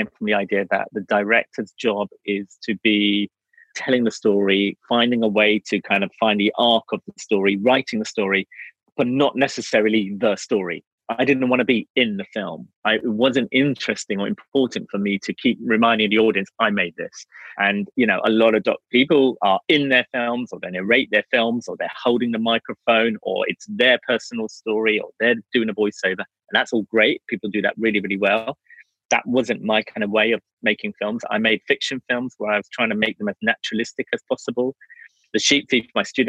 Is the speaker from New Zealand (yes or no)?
no; England, United Kingdom; also born or lived in Wales; growing up in England